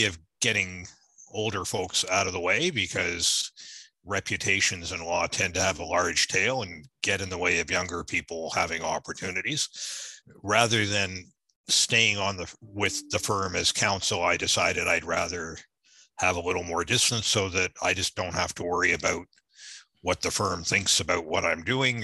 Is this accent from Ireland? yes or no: no; Canada; also born or lived in Norfolk, Virginia, United States; I'm from Virginia, Norfolk, Virginia. My folks moved to Canada when I was young. So I went to school in Canada.